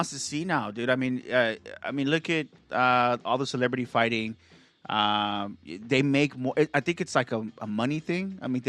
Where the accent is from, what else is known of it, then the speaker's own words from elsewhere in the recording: Gardena, California, United States; I'm from Gardena Beach, bro.